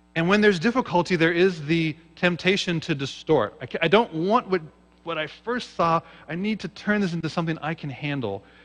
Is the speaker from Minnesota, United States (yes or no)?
no; Seattle, Washington, United States; I grew up in Seattle, Washington.